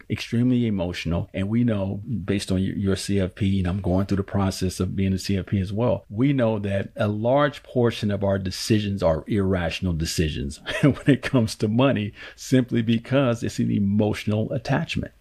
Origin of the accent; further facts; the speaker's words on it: Oakland, California, United States; born and raised in Oakland, California.